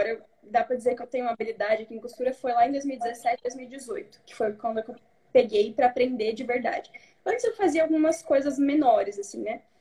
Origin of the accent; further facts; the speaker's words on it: Toledo, Paraná, Brazil; Toledo, no oeste do Paraná.